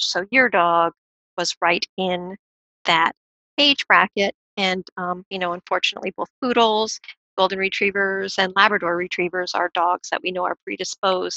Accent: California, United States; Growing up in California

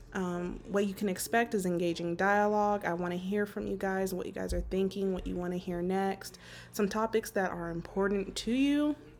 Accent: Las Vegas, Nevada, United States; born and raised in Las Vegas, Nevada, uh, soon to be relocating to North Carolina.

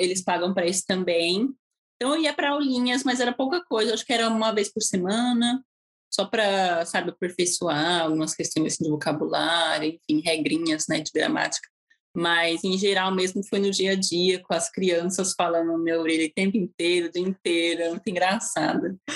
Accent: Santo André, São Paulo, Brazil; moved away as an adult; also born or lived in Utah, United States / Florianópolis, Brazil / Nicaragua; now in Melbourne, United States; fui em Santo André mesmo, onde eu fui criada

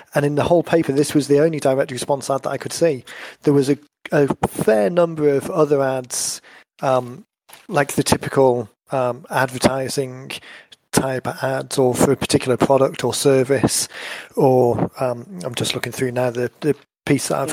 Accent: North Wales, United Kingdom; where I grew up in in North Wales

